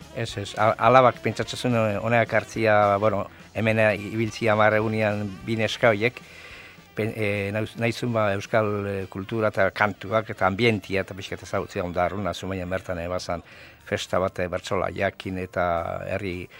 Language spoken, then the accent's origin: Basque; Zumaia, Basque Country, Spain; zu maiarra